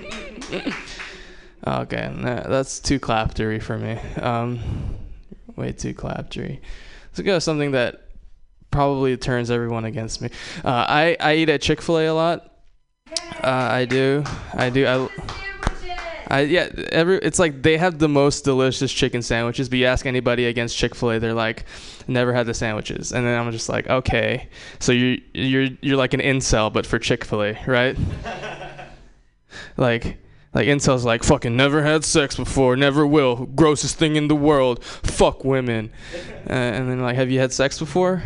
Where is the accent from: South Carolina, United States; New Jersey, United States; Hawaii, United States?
Hawaii, United States; I'm not from Jersey. I'm from Hawaii. I'm Japanese